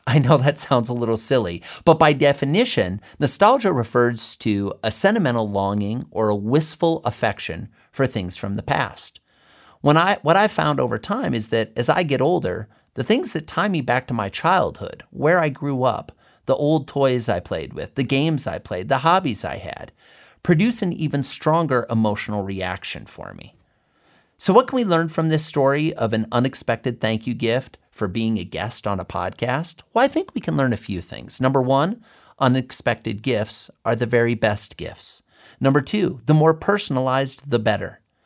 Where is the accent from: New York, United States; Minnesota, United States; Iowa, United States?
Iowa, United States; Fort Dodge; my home state of Iowa, let alone my hometown of Fort Dodge